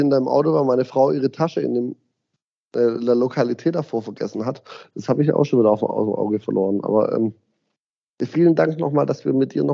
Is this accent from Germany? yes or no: yes; Ditzingen, Baden-Württemberg, Germany; ich komme aus Ditzingen, bin Urditzinger, bin in Ditzingen aufgewachsen, wohne immer noch in Ditzingen, mache in Ditzingen mein Zehnjähriges